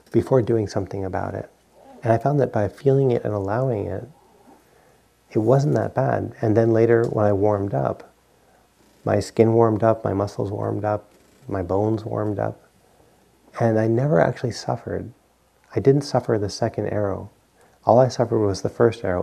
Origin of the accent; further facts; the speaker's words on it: Providence, Rhode Island, United States; moved away; I grew up in Providence, Rhode Island, and we you know get three feet of snow every now and then